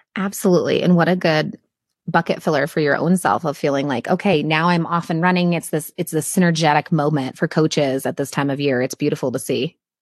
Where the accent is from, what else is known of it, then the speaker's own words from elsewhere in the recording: Midwest, United States; I still struggle with not saying the word guys while I'm teaching because I come from the Midwest